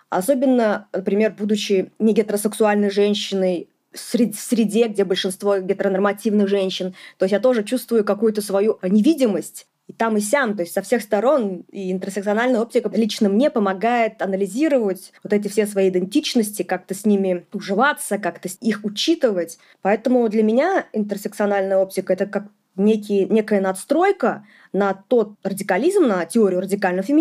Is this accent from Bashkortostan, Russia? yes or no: yes; Ufa, Bashkortostan, Russia; э, я из Уфы, Республика Башкортостан.